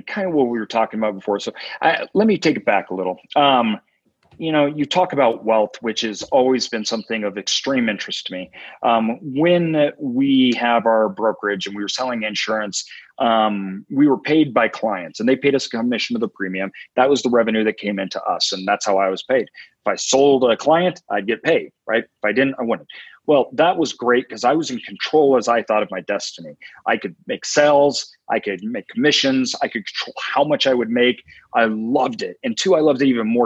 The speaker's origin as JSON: {"language": "English", "town": "Boise", "region": "Idaho", "country": "United States", "tie": "born or raised there", "said": "So I'm from Boise, Idaho. Kind of born and raised over that way."}